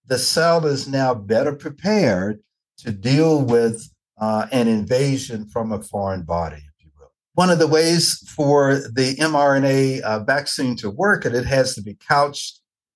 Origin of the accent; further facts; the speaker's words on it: Nashville, Tennessee, United States; I'm originally from Nashville, Tennessee